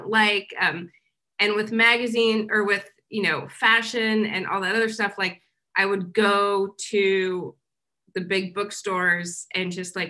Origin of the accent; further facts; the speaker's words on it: Kansas, United States; moved away as an adult; also born or lived in New York; so I grew up in Kansas, I went to school here, and then I left when I was 22, and I didn't come back until last year when I was 41